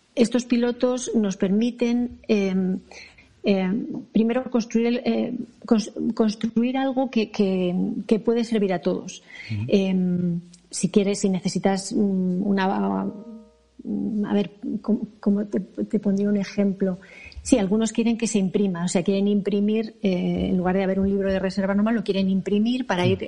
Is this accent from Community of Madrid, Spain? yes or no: yes; Madrid, Community of Madrid, Spain; yo, yo nací aquí. yo nací en Madrid